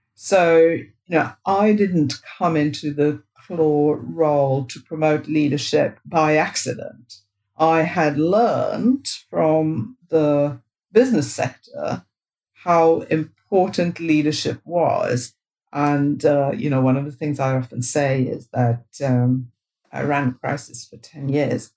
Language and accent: English; India; moved away as an adult; now in United Kingdom; I grew up in India, and when I was growing up in India, all the English medium schools were run by the Catholic Church.